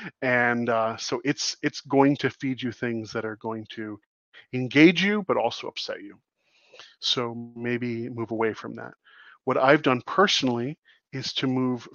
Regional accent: United States; also born or lived in Canada; as an American who spends a great deal of time in Canada

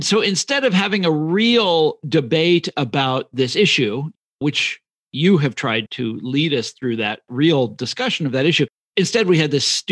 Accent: Kansas City, Kansas, United States; moved away; also born or lived in Chicago; I'm from Kansas City originally

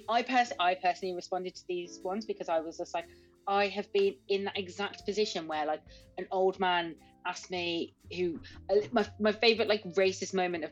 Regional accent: Birmingham, West Midlands, United Kingdom; I'm from Birmingham

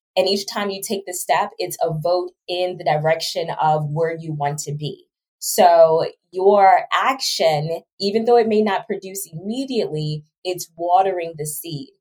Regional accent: Baltimore, Maryland, United States; moved away; also born or lived in Georgia / Trinidad and Tobago; my background really starts from growing up in Baltimore City

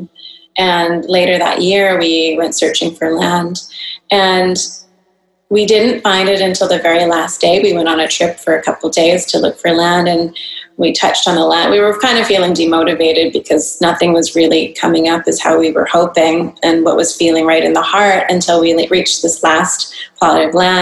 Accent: North Vancouver, British Columbia, Canada; moved away as an adult; also born or lived in San Diego; now in Singapore; I grew up in North Vancouver, Canada

